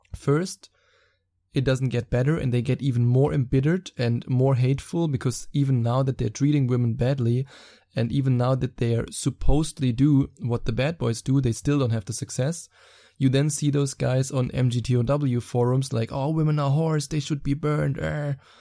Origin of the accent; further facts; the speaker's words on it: Germany; accent: German; English is a second language; my wonderful German accent